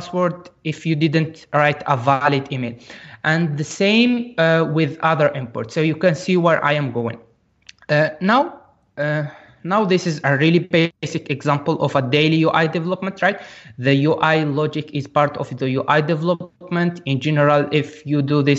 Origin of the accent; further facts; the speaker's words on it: Algeria; I am from Algeria and I worked remotely with that company in Egypt.